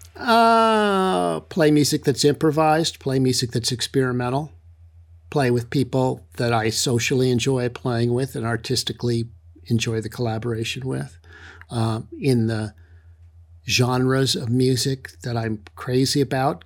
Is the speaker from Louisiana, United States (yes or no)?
no; San Francisco Bay Area, California, United States; I was growing up in the San Francisco Bay Area